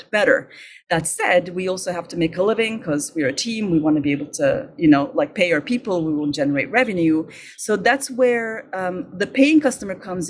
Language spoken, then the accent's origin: English; Istanbul, Turkey; moved away as an adult; now in Montreal, Canada; I'm originally from Turkey